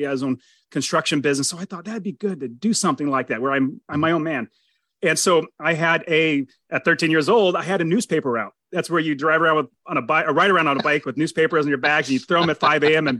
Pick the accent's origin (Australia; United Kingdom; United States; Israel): United States; Fresno, California; moved away as an adult; now in Phoenix, United States; I was born in California, Fresno, California, right at the very center, like literally the dead center of California